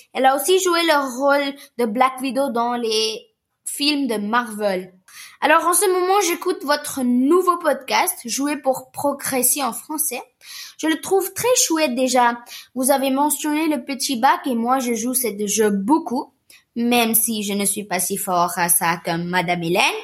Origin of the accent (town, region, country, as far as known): India; French is a second language